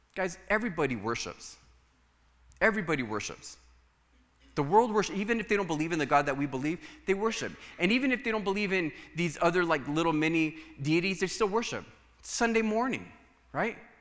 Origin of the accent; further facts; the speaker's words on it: United States; for us as Americans